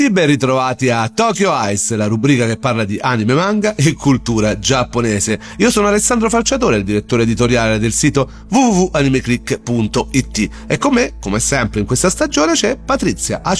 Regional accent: Rome, Lazio, Italy; Questo in realtà non l'ho mai perso da romano

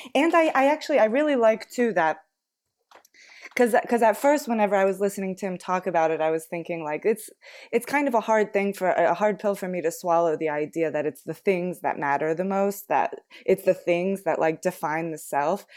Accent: United States; growing up in the United States

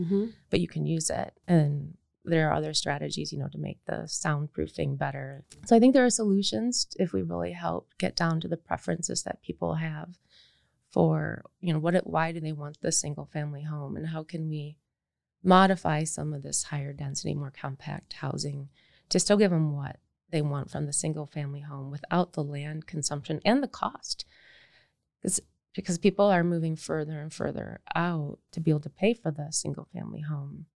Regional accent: Michigan, United States; I grew up in Michigan in the 70s and 80s

